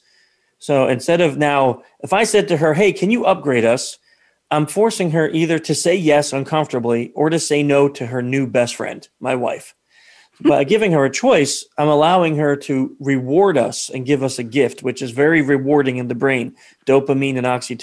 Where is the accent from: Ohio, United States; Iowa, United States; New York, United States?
New York, United States; we're from New York. I'm from New York, too.